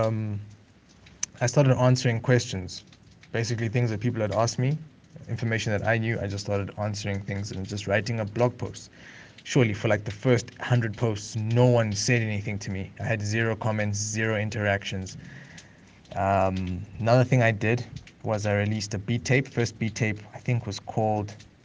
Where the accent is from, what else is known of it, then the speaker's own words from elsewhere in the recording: East London, Eastern Cape, South Africa; moved away as an adult; also born or lived in Lesotho / Uganda; I grew up in East London, in the Eastern Cape. I was there and right until matric